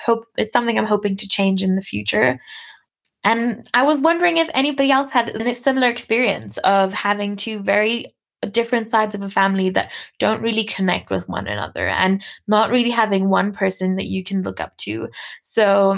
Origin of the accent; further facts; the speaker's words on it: Namibia; I was born in Namibia to a white mom and a black dad, both of which were also born in this country